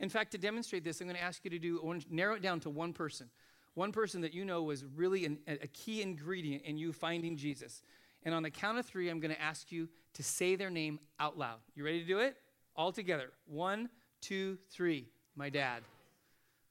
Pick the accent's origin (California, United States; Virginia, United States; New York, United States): California, United States; Los Angeles; When we moved into our house that I grew up in out in Van Nuys in the valley